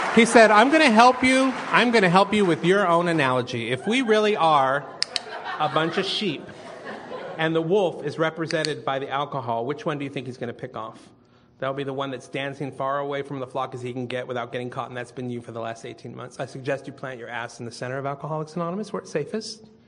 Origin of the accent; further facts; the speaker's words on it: Northern California, United States; moved away as an adult; also born or lived in San Jose / Sacramento; now in Austin, United States; I'm from lovely fruits and nuts warm and fuzzy Northern California